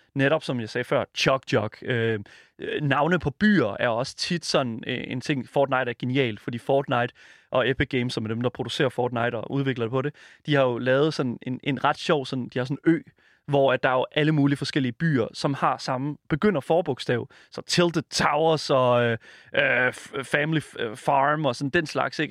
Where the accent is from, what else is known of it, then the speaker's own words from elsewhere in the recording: Horsens, Central Denmark Region, Denmark; Jeg er fra Horsens